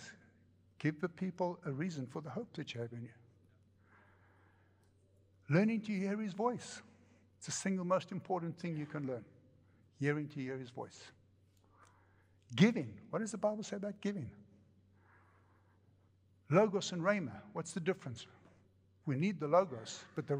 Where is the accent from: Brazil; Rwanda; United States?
United States; I come from America.